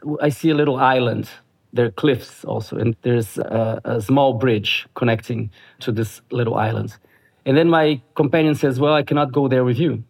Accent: Brasília, Federal District, Brazil; my hometown, Brasilia, capital of Brazil.

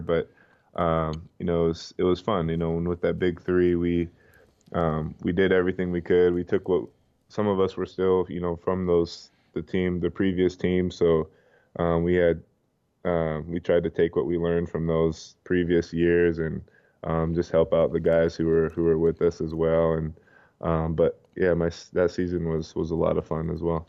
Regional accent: Provo, Utah, United States; moved away as an adult; also born or lived in Philadelphia / Los Angeles / Brooklyn; I grew up in Provo. I've lived there, um, basically my whole life until, you know, after college

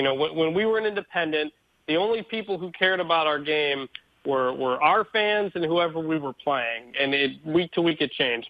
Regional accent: Detroit, Michigan, United States; I am from Detroit.

